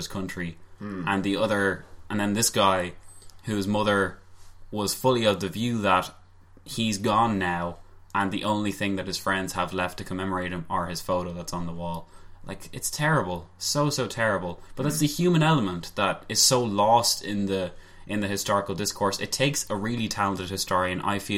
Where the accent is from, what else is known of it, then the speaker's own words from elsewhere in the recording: Ireland; we are Irish